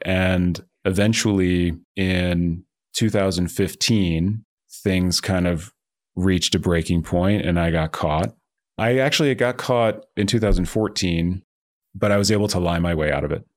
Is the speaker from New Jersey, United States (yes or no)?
yes; New Jersey, United States; moved away as an adult; also born or lived in Boulder, Colorado / Palo Alto, California; I grew up in New Jersey, and I had kind of a normal suburban childhood